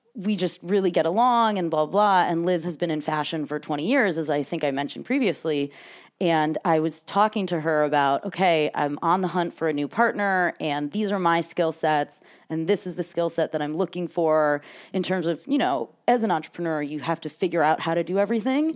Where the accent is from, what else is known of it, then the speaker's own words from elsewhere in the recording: Michigan, United States; moved away as an adult; also born or lived in New York City; now in San Francisco Bay Area, United States; I'm originally from Michigan.